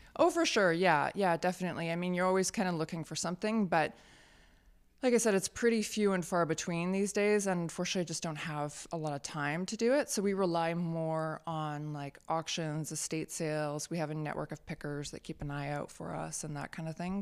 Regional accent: Richmond, British Columbia, Canada; my hometown of Steeston didn't have a shop that offered those sorts of things

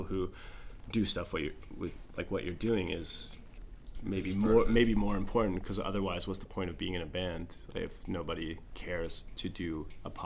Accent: Moncton, New Brunswick, Canada; now in Edmonton, Canada; Moncton, my hometown

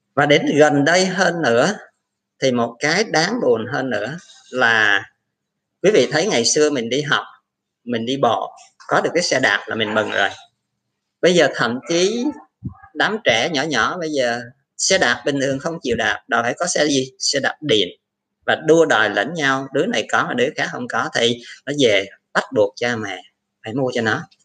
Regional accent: Vietnam; người Việt Nam mình

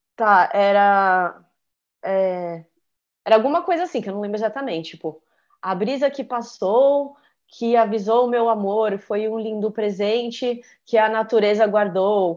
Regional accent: Santos, São Paulo, Brazil; now in São Paulo, Brazil; eu sou de Santos, né? Mas eu moro em São Paulo já há muito tempo

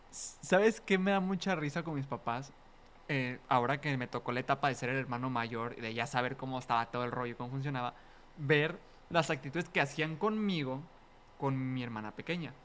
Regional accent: Mexico; como mexicanos la vemos

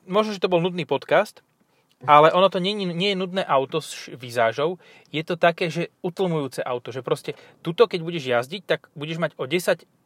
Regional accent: Stropkov, Prešov Region, Slovakia; V tomto som trochu, zo Stropkova.

